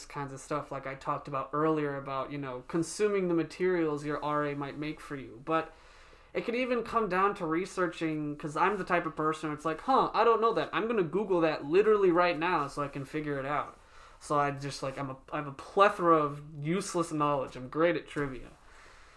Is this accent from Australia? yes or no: no; South Africa; my mom just gets them or makes them because they're South African. We're from South Africa.